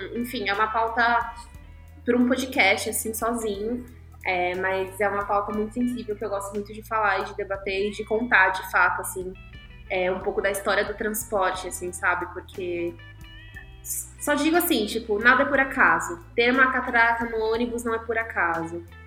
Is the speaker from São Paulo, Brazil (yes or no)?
yes; São Paulo, Brazil; also born or lived in Guarulhos; eu nasci e cresci na Zona Sul, assim, e fui mudando de bairro, mas sempre na Zona Sul.